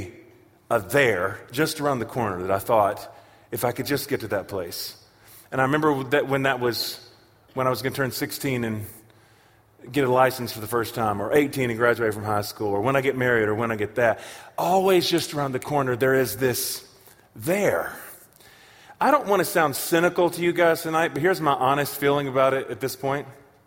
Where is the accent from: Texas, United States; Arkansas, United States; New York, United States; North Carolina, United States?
North Carolina, United States; Charlotte; now in Tulsa, United States; I am from Charlotte, North Carolina, where Reverend Billy Graham is from